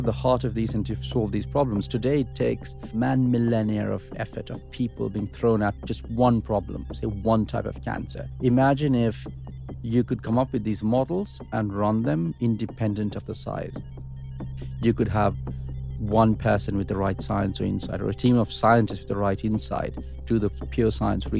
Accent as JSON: {"language": "English", "country": "Sri Lanka", "tie": "born or raised there"}